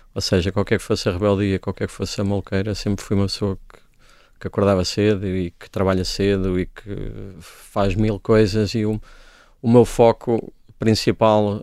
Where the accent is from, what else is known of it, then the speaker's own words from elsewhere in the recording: Coimbra, Centro, Portugal; Eu cresci nos anos 80 numa Coimbra, que era uma cidade muito entediante